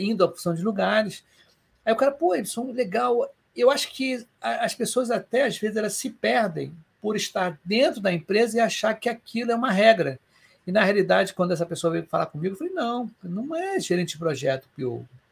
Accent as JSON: {"language": "Portuguese", "region": "Rio de Janeiro", "country": "Brazil"}